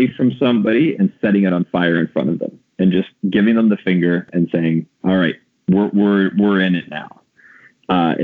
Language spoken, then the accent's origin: English; Ontario, Canada; born or raised there